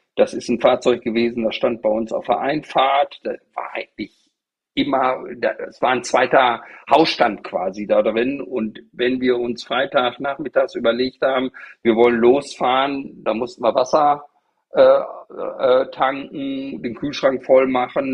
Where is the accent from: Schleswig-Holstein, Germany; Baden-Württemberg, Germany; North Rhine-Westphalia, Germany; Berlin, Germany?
North Rhine-Westphalia, Germany; Bad Driburg; moved away as an adult; also born or lived in Paderborn; now in Varel, Germany; ich komme aus einem kleinen gallischen Dorf, aus dem Teutoburger Wald. Äh, das war eine 700-Seelen-Gemeinde, Bad Driburg-Herste.